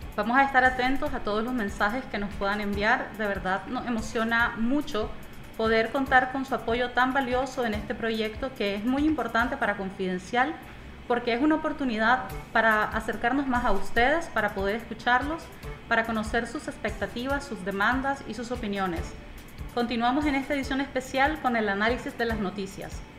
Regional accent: Nicaragua; Como nicaragüenses

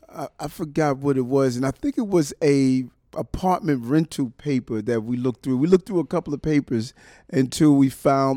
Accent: Brooklyn, New York, United States; because my family, I was raised on in Brownsville, 1218 Gates Avenue. I remember the address. Broadway was down the block.

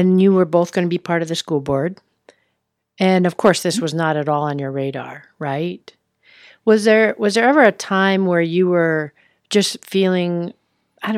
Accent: Fridley, Minnesota, United States; I'm from Minnesota. I grew up there in Fridley

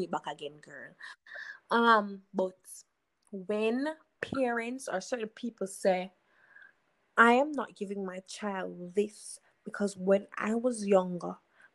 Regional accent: Jamaica; we see as parents, as Jamaican parents

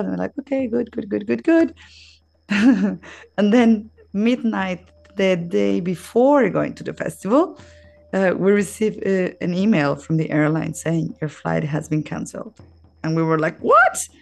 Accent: Mexico; moved away as an adult; now in Australia; I was born in Mexico

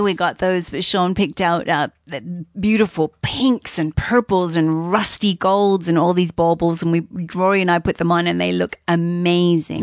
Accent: Australia; moved away as an adult; now in Canada; I'm Australian

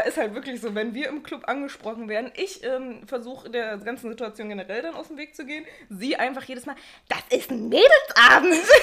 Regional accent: Bochum, North Rhine-Westphalia, Germany; bei uns in Wattenscheid halt was. Also in einem Ortsteil von Bochum.

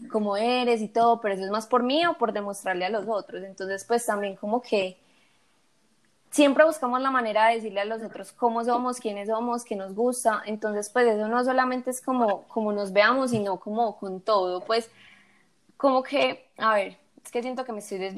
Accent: Medellín, Antioquia, Colombia; la gente puede decir que sí, que soy otra grilla de Medellín más, que tiene el pelo largo y liso

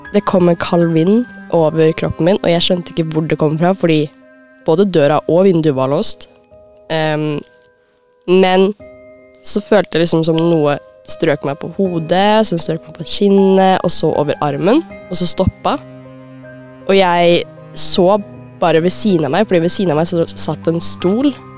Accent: Lillestrøm, Akershus, Norway; jeg kommer fra Lillestrøm

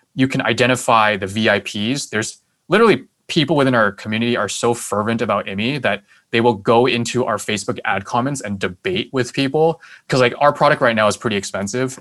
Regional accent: Taiwan; now in United States; my home country, which is Taiwan

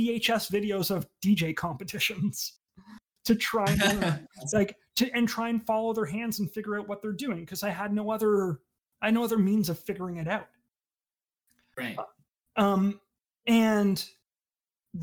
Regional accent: Sarnia, Ontario, Canada; growing up in Sarnia, there's no scene for that.

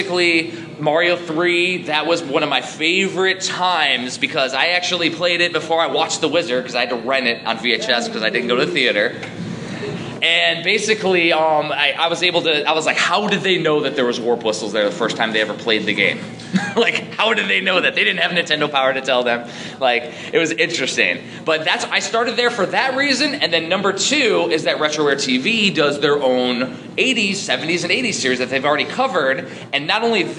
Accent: Chicagoland, Northwest Indiana, United States; now in Maryland, United States; I'm originally from Chicagoland, like Northwest Indiana

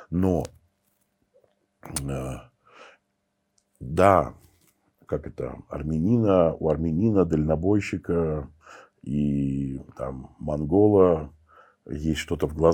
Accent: Armenia; я, я армянин, и я в армянской сети

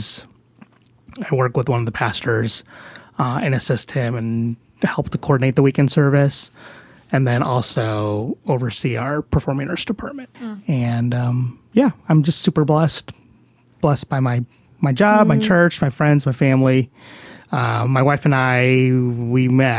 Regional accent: Chicago, Illinois, United States; moved away as an adult; now in Dallas, United States; I grew up in Chicago. I was born and raised there

